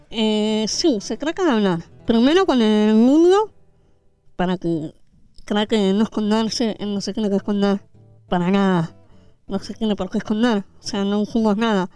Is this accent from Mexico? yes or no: no; Argentina; sobre todo en mi país